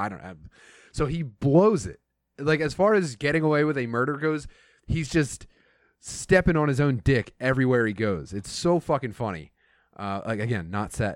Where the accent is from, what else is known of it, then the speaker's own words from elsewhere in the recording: southeastern Pennsylvania, United States; Growing up in, in, like, uh, southeastern Pennsylvania, anywhere, uh, and, and being Irish